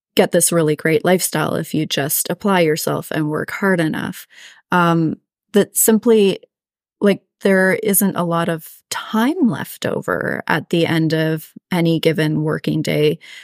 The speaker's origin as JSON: {"language": "English", "country": "Canada", "said": "I'm Canadian"}